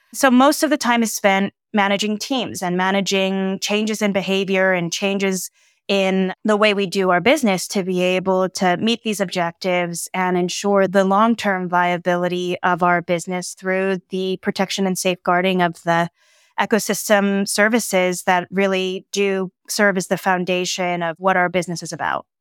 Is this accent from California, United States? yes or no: yes; San Diego, California, United States; I grew up in San Diego